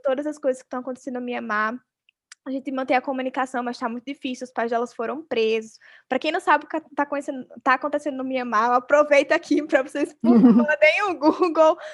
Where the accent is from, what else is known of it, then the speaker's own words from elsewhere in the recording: Arapiraca, Alagoas, Brazil; eu nasci em Arapiraca, uma cidade interior da Lagoa, super machista, sexista